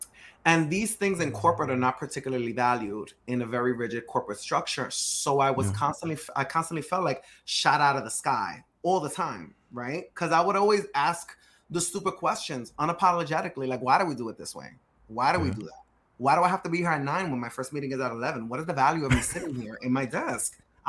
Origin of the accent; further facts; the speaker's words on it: New York City, New York, United States; Now, you and I are both Dominican. We're both from Dykeman, or we're both from uptown, right? We understand the culture.